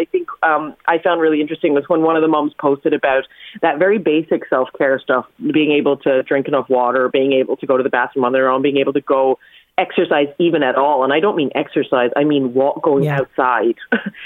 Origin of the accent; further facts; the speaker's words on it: New York, United States; moved away; my mother in the 80s in New York, growing up in New York